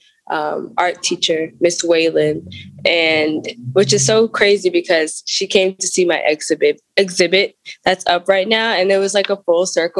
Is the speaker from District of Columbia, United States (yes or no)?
yes; Washington, District of Columbia, United States; also born or lived in Clinton, North Carolina; So I'm from Clinton, North Carolina, but I grew up in Washington, D.C.